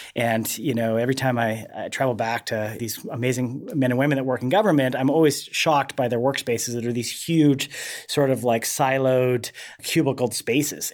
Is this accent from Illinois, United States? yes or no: no; Montana, United States; moved away; I grew up in Montana